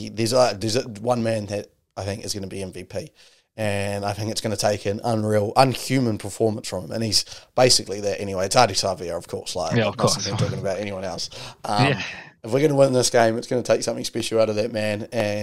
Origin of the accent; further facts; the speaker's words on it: New Zealand; But I'll consider myself even better because I'm a New Zealander.